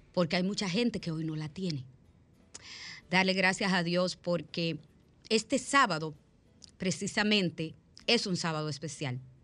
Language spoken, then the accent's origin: Spanish; Dominican Republic; soy dominicana y soy del país de las heroínas de Salcedo